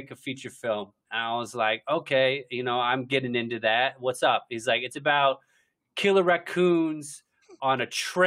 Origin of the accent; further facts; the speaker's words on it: Ohio, United States; now in New York, United States; I'm from Ohio originally.